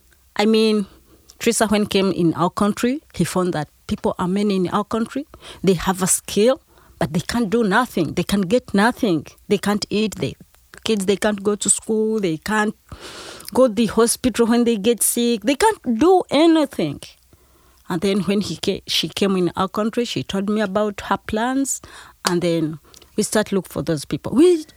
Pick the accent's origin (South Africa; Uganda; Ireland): Uganda; I came from Uganda.